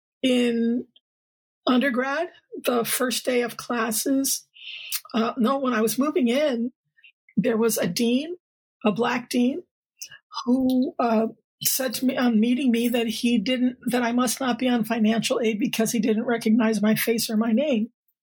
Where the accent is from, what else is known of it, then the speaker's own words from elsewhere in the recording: Connecticut, United States; moved away as an adult; now in Seattle, United States; I grew up on the East Coast. Actually, I grew up a little bit all around. My father was in the Air Force. And then we settled in Connecticut, which is where I was born. And I came out here for grad school and never left.